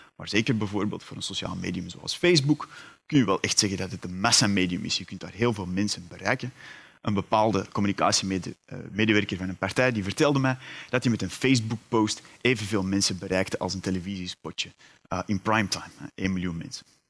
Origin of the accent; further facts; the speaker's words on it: Antwerp, Flanders, Belgium; U hoort het, ik ben afkomstig uit Vlaanderen, uit Antwerpen meer bepaald.